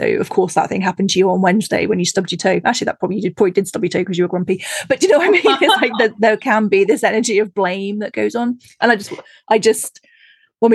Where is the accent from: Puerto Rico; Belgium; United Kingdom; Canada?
United Kingdom; I being British